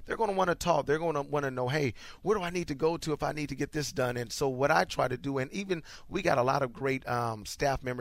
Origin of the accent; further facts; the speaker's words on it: Iowa, United States; now in Houston, United States; I'm from Iowa